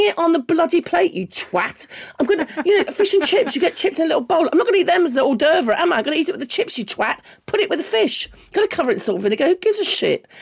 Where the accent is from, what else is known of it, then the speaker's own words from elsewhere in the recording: London, United Kingdom; I grew up in London